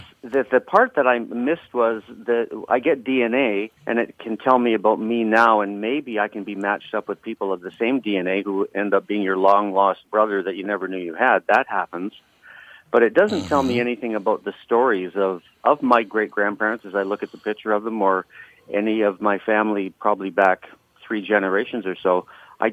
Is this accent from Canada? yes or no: yes; Canada; I'm from the north of the 60s, so I'm a Canadian, so it wouldn't be right for me to make comments on on U.S. politicians